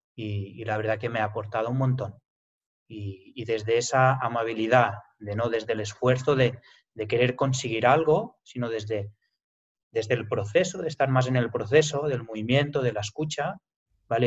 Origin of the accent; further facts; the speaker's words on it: Lleida, Catalonia, Spain; yo soy, nací aquí realmente, aquí en Lleida